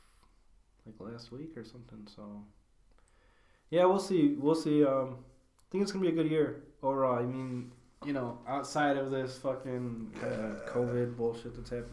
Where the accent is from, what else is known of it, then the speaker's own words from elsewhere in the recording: Chicago, Illinois, United States; we're from the Chicago area